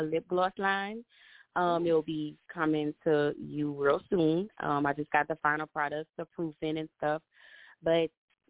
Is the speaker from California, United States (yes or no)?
no; Louisiana, United States; I'm from Louisiana.